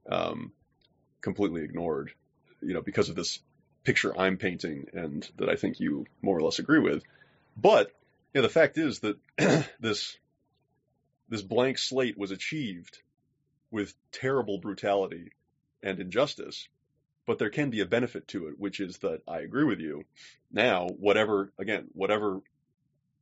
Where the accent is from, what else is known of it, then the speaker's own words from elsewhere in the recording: United States; as an American